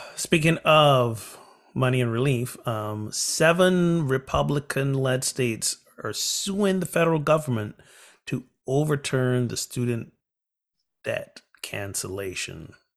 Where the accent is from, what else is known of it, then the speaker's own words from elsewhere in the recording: Barbados; my home country, Barbados